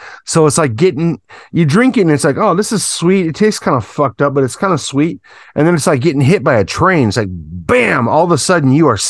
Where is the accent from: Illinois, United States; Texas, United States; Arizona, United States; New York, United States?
Illinois, United States; Chicago; now in Japan; I was born in Chicago.